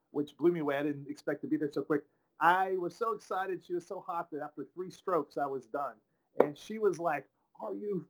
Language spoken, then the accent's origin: English; Tyler, Texas, United States; moved away; I'm originally from Tyler, Texas